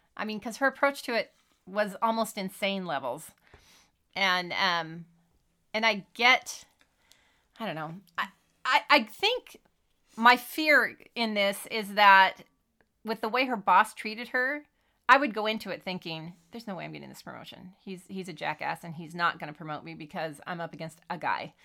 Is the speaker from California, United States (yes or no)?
yes; California, United States; growing up in California in the '70s